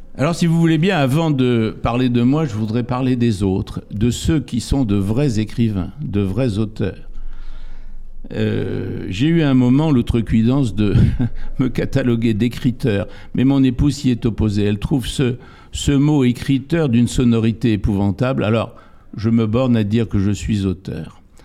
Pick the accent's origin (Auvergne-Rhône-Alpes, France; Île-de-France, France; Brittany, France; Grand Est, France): Brittany, France; area facing Ouessant; un lieu dit en face de Ouessant, qui est mon pays d'origine